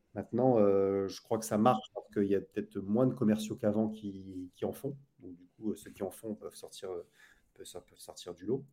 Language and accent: French; Lille, Hauts-de-France, France; also born or lived in Saint-Maur, Val-de-Marne; now in Saint-Maur-des-Fossés, France; je suis originaire de Lille